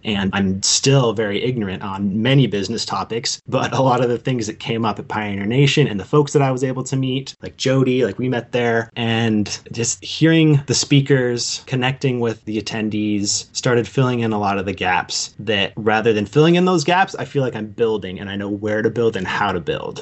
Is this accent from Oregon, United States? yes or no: yes; Pleasant Hill, Oregon, United States; also born or lived in Portland, Oregon; I grew up just outside Eugene in a small town called Pleasant Hill.